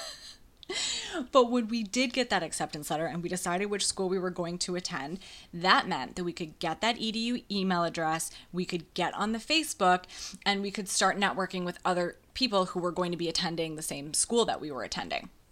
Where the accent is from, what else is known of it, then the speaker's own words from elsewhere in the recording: about half an hour from La Crosse, Western Wisconsin, United States; I went to college only ha-, about half an hour away from my hometown. So I went to college in La Crosse, Wisconsin for my Western Wisconsin people